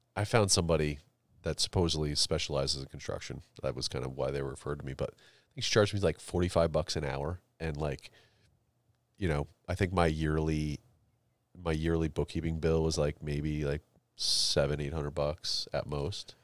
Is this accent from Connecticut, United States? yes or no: yes; Connecticut, United States; I grew up in Connecticut, so, like, uh, there were a lot of lotta, like, prep schools we played